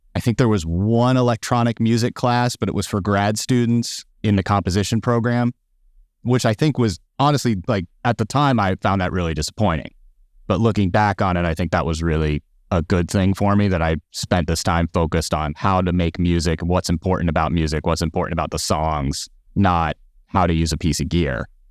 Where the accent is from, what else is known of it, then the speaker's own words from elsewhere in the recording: Phoenix, Arizona, United States; moved away; also born or lived in Tucson, Arizona; I'm originally from Phoenix, Arizona